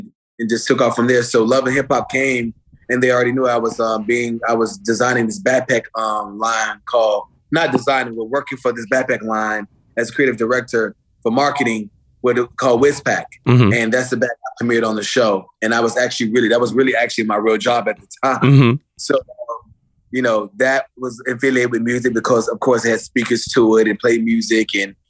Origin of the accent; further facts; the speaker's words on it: Fort Lauderdale, Florida, United States; also born or lived in Miami, Florida; I'm from Fort Lauderdale in Miami because when I was born in Fort Lauderdale, but I was raised like every weekend in Miami in Coconut Grove by my grandma